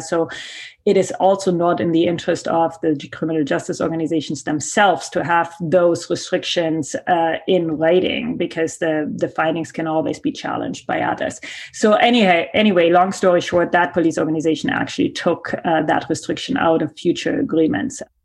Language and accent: English; Germany; accent: German; English is a second language; now in Canada; my accent that you hear is German